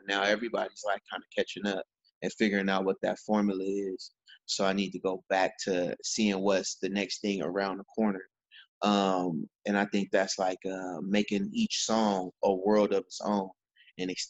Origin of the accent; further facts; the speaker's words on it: United States; also born or lived in Fort Valley, Georgia; where I'm from, because I'm from Fillmore